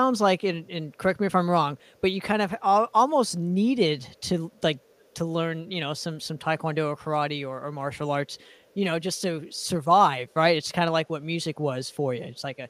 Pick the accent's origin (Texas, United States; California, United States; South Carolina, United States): California, United States; Southern; I'm from Southern California.